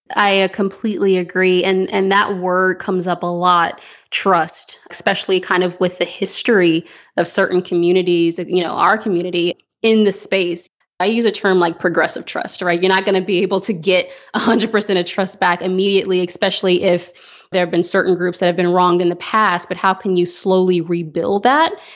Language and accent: English; Fort Worth, Texas, United States; I'm a native Texan, so I grew up